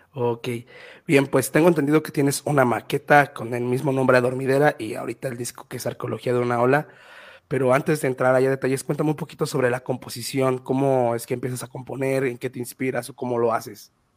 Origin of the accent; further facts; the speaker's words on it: Mexico; also born or lived in Mexico City; yo soy de un municipio cerca de Ciudad de México